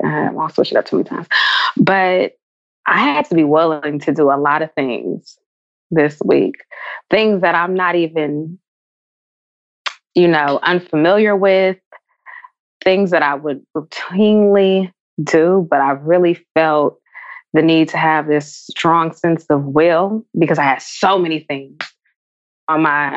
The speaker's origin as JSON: {"language": "English", "town": "San Francisco", "region": "California", "country": "United States", "tie": "born or raised there", "said": "I grew up in San Francisco."}